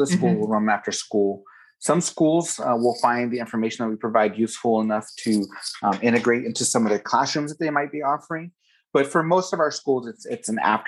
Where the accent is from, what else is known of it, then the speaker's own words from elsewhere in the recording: Tucson, Arizona, United States; born and raised in Tucson, actually, as much as I can gather, about seventh generation Arizonan